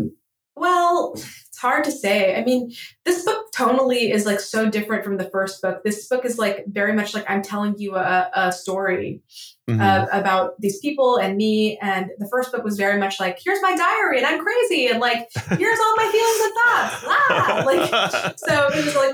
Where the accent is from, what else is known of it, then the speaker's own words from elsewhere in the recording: Southern California, United States; also born or lived in Egypt; now in Nashville, United States; I grew up around in Southern California